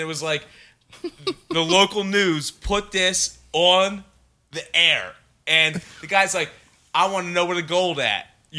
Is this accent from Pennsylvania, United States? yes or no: yes; Philadelphia, Pennsylvania, United States; I'm 34 years old. I'm from Philadelphia.